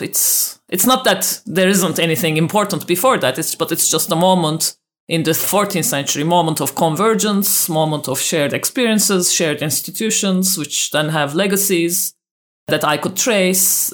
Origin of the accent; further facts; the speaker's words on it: Turkey; I grew up in Turkey myself